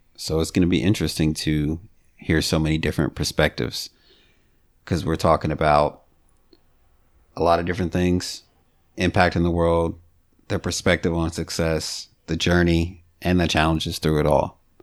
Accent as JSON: {"language": "English", "town": "Bowling Green", "region": "Kentucky", "country": "United States", "tie": "born or raised there", "said": "I grew up in Bowling Green."}